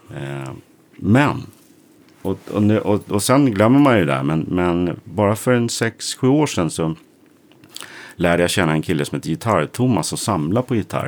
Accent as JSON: {"language": "Swedish", "town": "Sundbyberg", "region": "Stockholm County", "country": "Sweden", "said": "Kino bodde på samma gata som jag i Hallonbergen där jag kommer ifrån"}